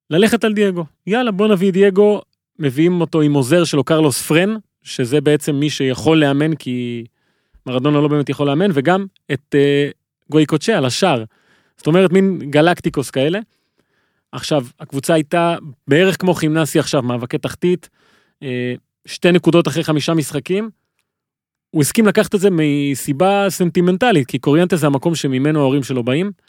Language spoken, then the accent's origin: Hebrew; Argentina; אני כארגנטינאי